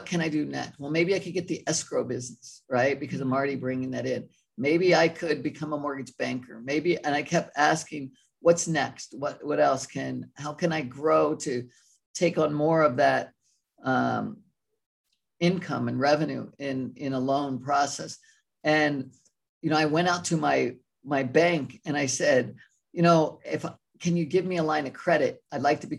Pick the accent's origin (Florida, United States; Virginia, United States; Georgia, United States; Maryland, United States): Maryland, United States; moved away as an adult; also born or lived in California; I grew up in Maryland and graduated college at Towson back there near Baltimore.